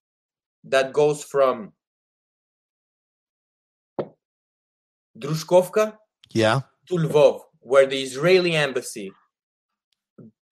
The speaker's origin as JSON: {"language": "English", "region": "Quebec", "country": "Canada", "said": "I am a Canadian citizen from Quebec"}